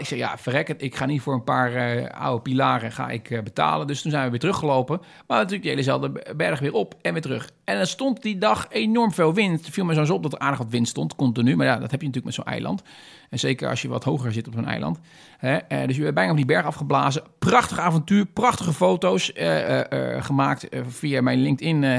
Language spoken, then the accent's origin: Dutch; Netherlands; Ik ben een Nederlander